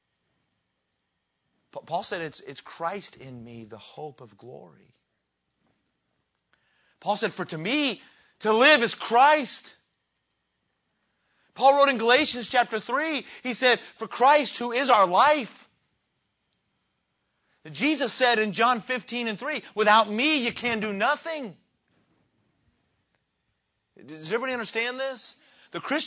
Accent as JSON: {"language": "English", "region": "Colorado", "country": "United States", "tie": "born or raised there", "moved": "yes", "lives_now": "Mississippi, United States", "said": "I grew up in Colorado."}